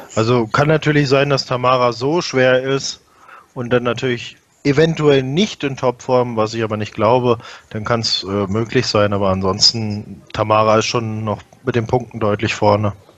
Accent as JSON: {"language": "German", "town": "Peine", "region": "Lower Saxony", "country": "Germany", "tie": "born or raised there", "said": "ich selbst bin ja in Peine geboren"}